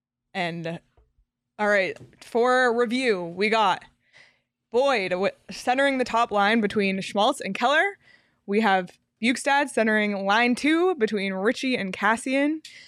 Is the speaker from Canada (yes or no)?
yes; Toronto, Ontario, Canada; I'm from Toronto.